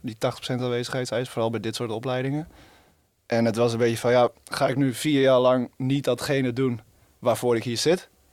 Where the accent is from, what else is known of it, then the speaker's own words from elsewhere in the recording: Friesland, Netherlands; now in Rotterdam, Netherlands; Ik kom uit Friesland. Ik woon in Rotterdam